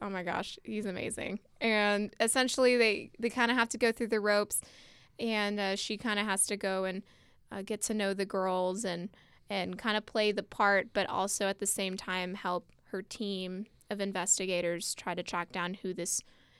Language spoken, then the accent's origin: English; San Antonio, Texas, United States; San Antonio, Texas, my hometown.